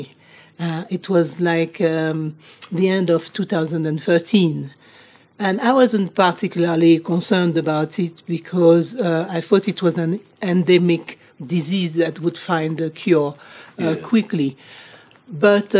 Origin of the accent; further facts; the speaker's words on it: Côte d’Ivoire; moved away; I'm from Côte d'Ivoire